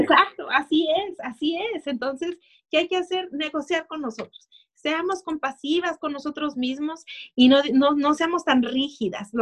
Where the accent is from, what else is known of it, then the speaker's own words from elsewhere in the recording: Tijuana, Baja California, Mexico; now in United States; yo nací en México, nací muy cerquita de aquí de Estados Unidos, nací en Tijuana